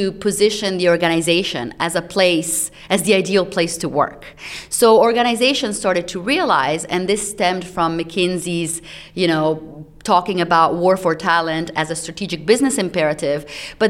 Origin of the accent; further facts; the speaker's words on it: Italy; moved away; also born or lived in United States; I grew up in Italy